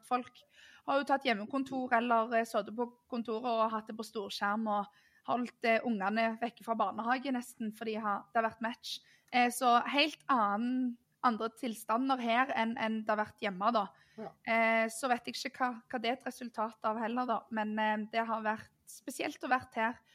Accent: Norway; det har vært flaut nesten og gått rundt litt som nordmann eh, etter hvert

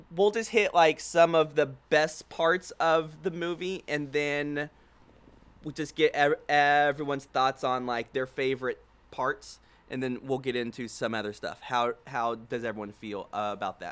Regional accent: Houston, Texas, United States; now in Dallas, United States; We are back home in Houston, Texas, with my brother

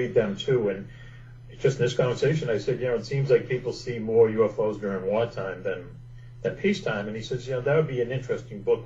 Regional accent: Boston, Massachusetts, United States; I grew up in Boston

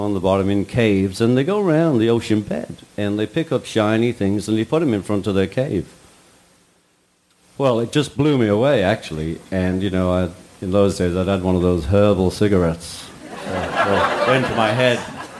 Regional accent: Liverpool, North West England, United Kingdom; we're from Liverpool

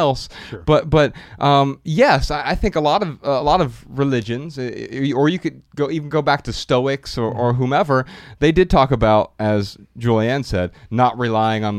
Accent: Dayton, Ohio, United States; I grew up really poor in Dayton, Ohio, food stamps, government assistance

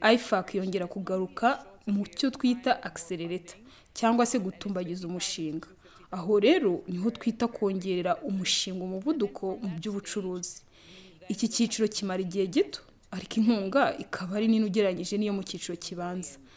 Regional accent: Angola; ndi umudije wo muri angora

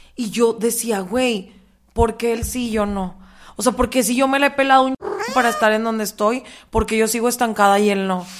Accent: Mexico; vengo de México

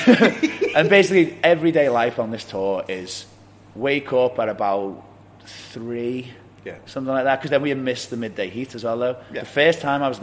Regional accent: England, United Kingdom; we are English and our languages differ.

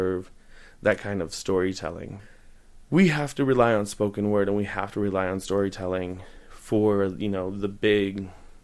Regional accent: South Bend, Indiana, United States; now in Bloomington, United States; I am from South Bend, Indiana.

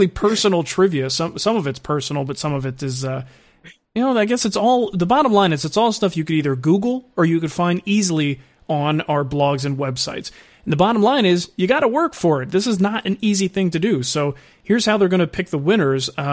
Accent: New Jersey, United States; I'm from Jersey

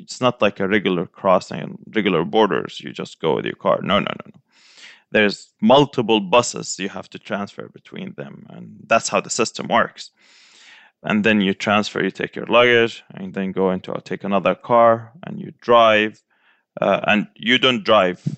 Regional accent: Saudi Arabia; also born or lived in Gaza Strip; now in Florida, United States; I was born and raised in Saudi Arabia, but so we spent half the year in Gaza Strip and half the year in, in Saudi Arabia.

